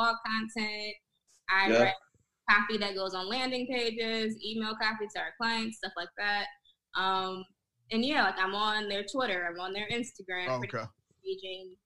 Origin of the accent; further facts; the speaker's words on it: Kalamazoo, Michigan, United States; moved away as an adult; also born or lived in Lansing, Michigan; now in Phoenix, United States; I'm from Kalamazoo, Michigan, which is a small town like 2 hours away from Detroit.